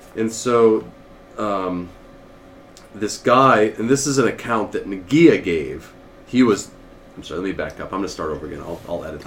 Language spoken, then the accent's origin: English; New Hampshire, United States; New Hampshire, or the state we're in now, or home, my home state at least